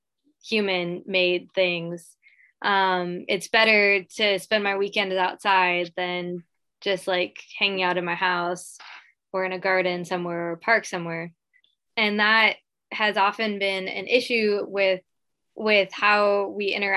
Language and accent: English; Midwest, United States; now in Hawaii, United States; growing up in the Midwest